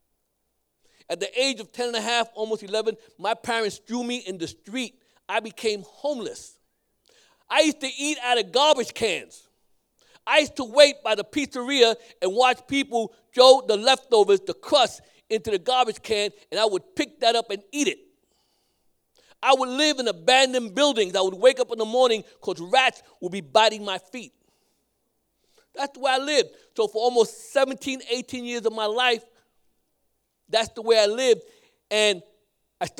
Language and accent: English; New York City, New York, United States; I grew up in Brooklyn. I'm a Brooklyn boy.